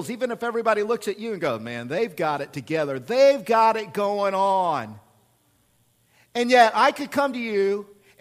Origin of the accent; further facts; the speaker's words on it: Oklahoma, United States; accent: hick; moved away; I'm from Oklahoma and I'm a hick